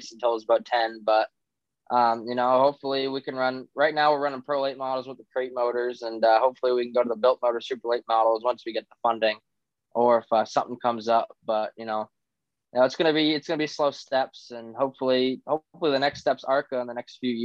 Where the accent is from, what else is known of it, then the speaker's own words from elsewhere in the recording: Massachusetts, United States; I'm from Massachusetts